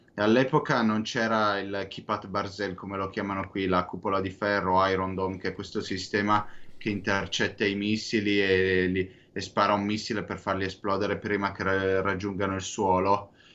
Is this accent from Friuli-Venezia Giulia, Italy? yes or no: no; San Donato Milanese, Lombardy, Italy; now in Israel; non sono proprio milanese quanto di Sa-, San Donatese di San Donato Milanese